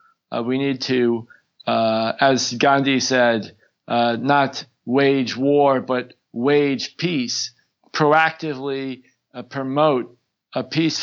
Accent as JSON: {"language": "English", "country": "United States", "moved": "yes", "lives_now": "South Korea", "said": "as an American"}